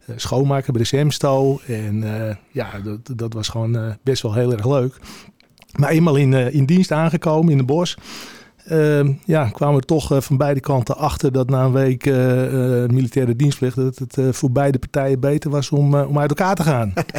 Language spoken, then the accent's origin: Dutch; Heiloo, North Holland, Netherlands; geboren in Heilo op de, op de boswinden